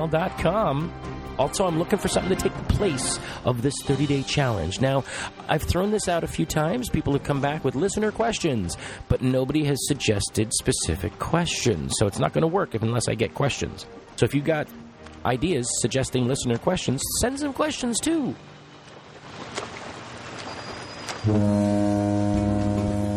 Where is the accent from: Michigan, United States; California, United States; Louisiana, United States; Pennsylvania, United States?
California, United States; Los Angeles; I come from Los Angeles.